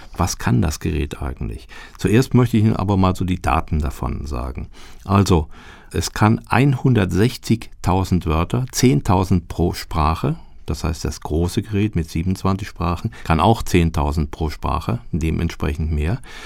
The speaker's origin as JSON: {"language": "German", "country": "Germany", "said": "als Deutscher"}